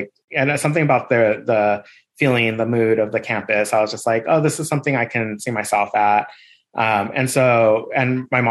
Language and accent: English; La Puente, California, United States; I grew up in La Puente, California